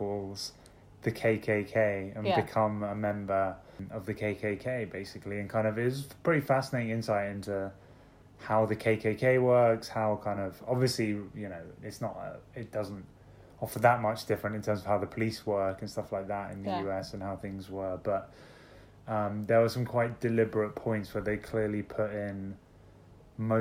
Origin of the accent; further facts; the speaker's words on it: London, United Kingdom; I'm from London